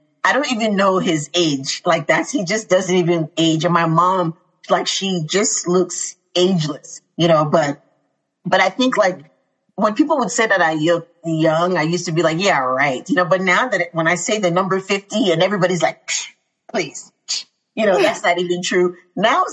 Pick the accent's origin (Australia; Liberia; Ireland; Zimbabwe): Liberia; Yekepa, Nimba County; now in Chicago, United States; I grew up in this community that was really diverse.